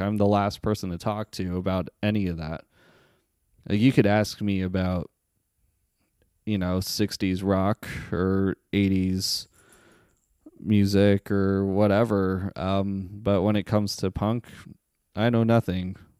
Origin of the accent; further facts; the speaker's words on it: Las Vegas, Nevada, United States; also born or lived in Staten Island, New York; I was born in Staten Island, New York, but, uh, at the age of seven, I, uh, moved to Las Vegas, Nevada